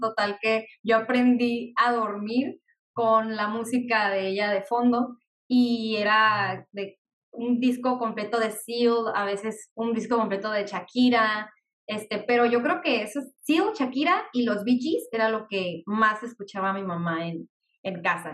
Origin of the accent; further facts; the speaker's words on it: Mexicali, Baja California, Mexico; soy aquí de Mexicali, Baja California